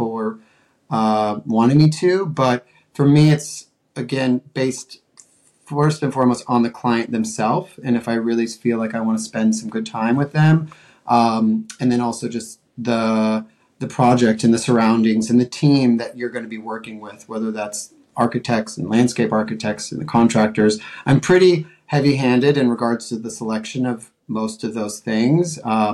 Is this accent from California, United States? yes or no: no; Colorado, United States; also born or lived in Montana / New York City; now in Los Angeles, United States; I'm from Colorado